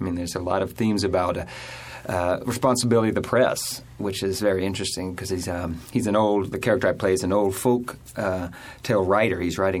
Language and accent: English; Alabama, United States; now in New York, United States; I'm originally from Alabama.